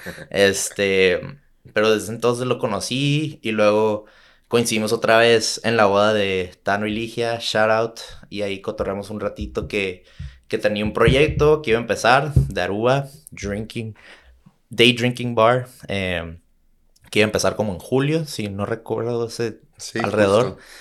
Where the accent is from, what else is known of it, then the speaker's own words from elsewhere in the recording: Tijuana, Baja California, Mexico; soy de Tijuana